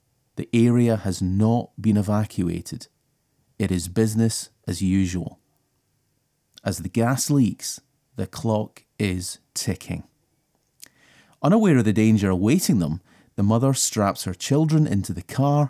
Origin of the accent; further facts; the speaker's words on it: United Kingdom; I'm British, so I live in a pretty changeable climate.